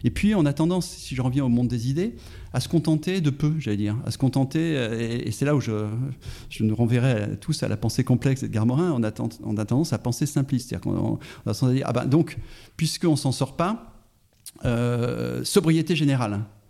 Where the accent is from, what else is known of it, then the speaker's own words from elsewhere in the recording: Auvergne-Rhône-Alpes, France; je suis auvergnat